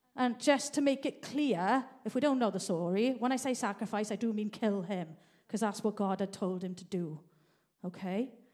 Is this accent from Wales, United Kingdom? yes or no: yes; Merthyr Tydfil, Wales, United Kingdom; now in Manchester, United Kingdom; I grew up in South Wales Valley. I've actually lived in Manchester now longer than South Wales Valleys